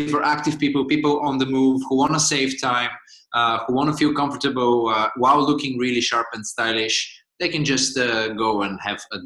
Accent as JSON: {"language": "English", "country": "Bulgaria", "moved": "as an adult", "lives_now": "Amsterdam, Netherlands", "said": "I'm originally from Bulgaria"}